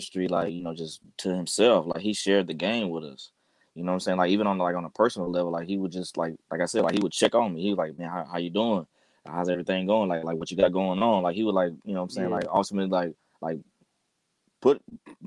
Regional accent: Sacramento, California, United States; I'm from Sacramento. I live down in Sacramento

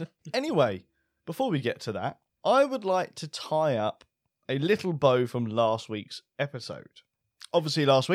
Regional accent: United Kingdom

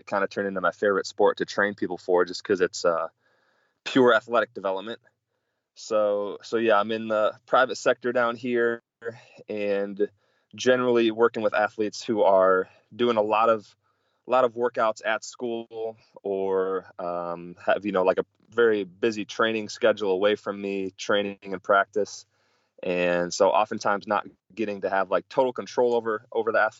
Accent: Milwaukee, Wisconsin, United States; moved away; I'm originally from Milwaukee, Wisconsin

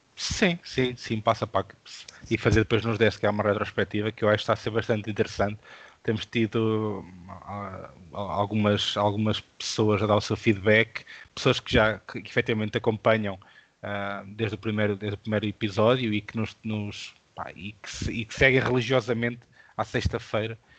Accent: interior of Portugal, Portugal; interior, de onde eu sou natural

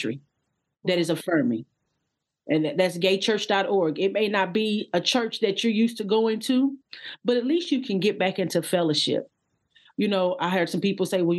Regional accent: Odessa, Texas, United States; I was actually born and pretty much lived there until I was 12 in Odessa, Texas. I'm from Texas

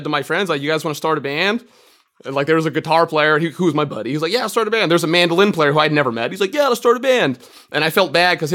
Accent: Marin County, California, United States; from Marin County, California. I got into banjo in high school

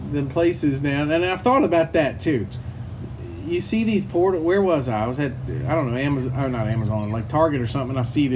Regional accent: Louisiana, United States; I grew up in Louisiana

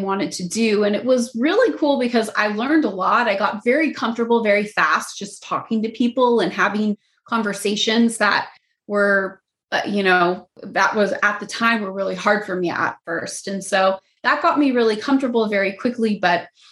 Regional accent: Phoenix, Arizona, United States; moved away as an adult; now in Los Angeles, United States; I'm born and raised in Phoenix and moved to Los Angeles about 7 years ago

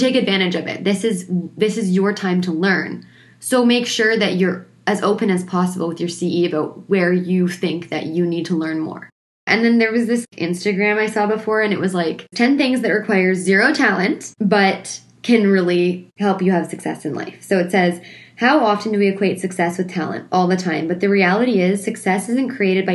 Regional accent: Ontario, Canada; moved away; I'm from Ontario

